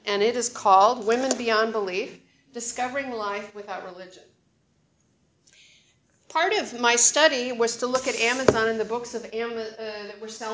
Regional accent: North Dakota, United States; now in Oregon, United States; I was born in North Dakota

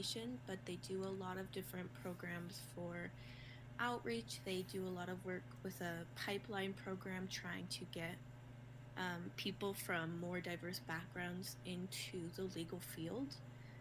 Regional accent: Albuquerque, New Mexico, United States; I am from Albuquerque, New Mexico. Well, I've lived here since I was seven. So I consider it my home.

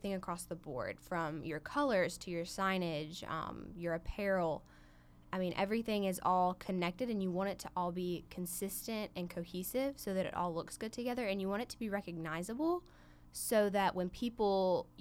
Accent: Silver Hill, Alabama, United States; I am from Silver Hill, Alabama

